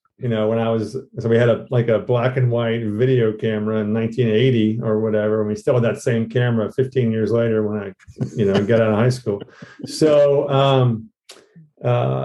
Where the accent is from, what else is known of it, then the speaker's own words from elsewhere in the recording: Georgia, United States; moved away as an adult; also born or lived in New York City; I'm from Georgia. So I went to school in Georgia